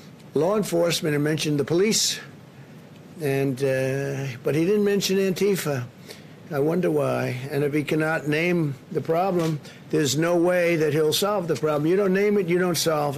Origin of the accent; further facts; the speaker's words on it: New York City, New York, United States; moved away as an adult; now in Washington, D.C., United States; I come from New York